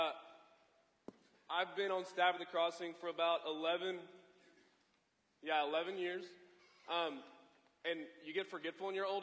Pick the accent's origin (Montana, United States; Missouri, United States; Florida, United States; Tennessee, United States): Missouri, United States; Columbia; I grew up in Columbia, went to Mizzou